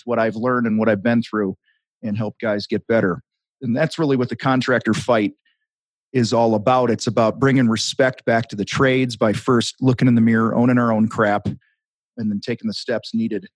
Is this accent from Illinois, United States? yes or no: yes; outside of Chicago, Illinois, United States; I grew up outside of Chicago